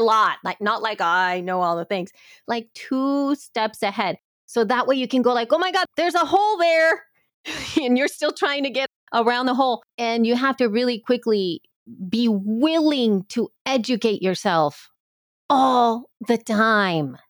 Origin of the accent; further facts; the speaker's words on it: El Salvador; now in United States; I've always identified as somebody from El Salvador